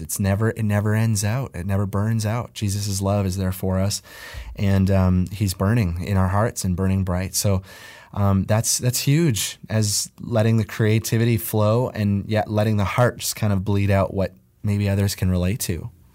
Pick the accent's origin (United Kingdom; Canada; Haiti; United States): Canada; Nova Scotia; moved away; I'm originally from Nova Scotia